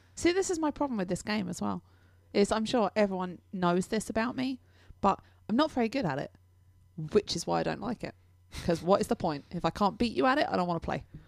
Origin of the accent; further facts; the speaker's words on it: England, United Kingdom; I'm English